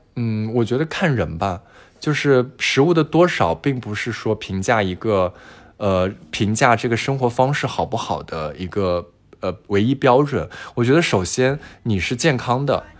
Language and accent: Chinese; China; 那我们中国人基本上是非常缺维 D 的